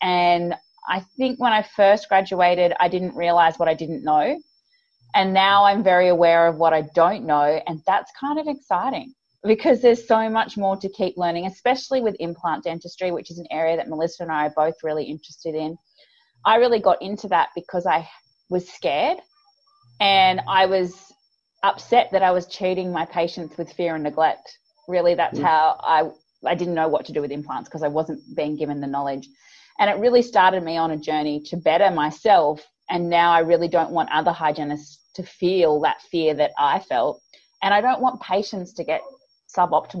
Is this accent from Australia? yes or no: yes; Australia; accent: Australian; I'm from Australia for the listeners out there, as you can probably tell from my accent, which is a little bit grating for some people, the Australian accent